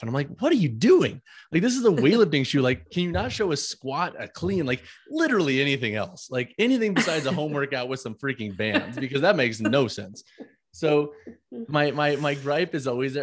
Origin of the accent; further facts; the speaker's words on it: St. Louis, Missouri, United States; moved away; also born or lived in Long Island; I'm from St. Louis, Missouri